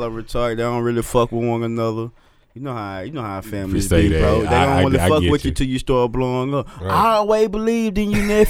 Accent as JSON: {"language": "English", "town": "Alto", "region": "Texas", "country": "United States", "said": "I'm from Texas. I'm from a small town in Texas called Alto, Texas. Like 700 people."}